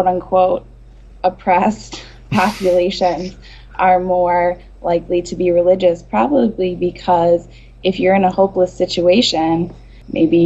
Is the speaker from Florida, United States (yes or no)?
no; Detroit, Michigan, United States; I'm from Michigan. Detroit area.